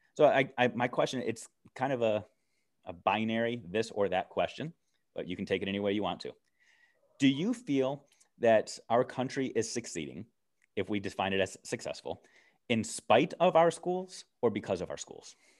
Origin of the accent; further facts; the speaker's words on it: United States; as an American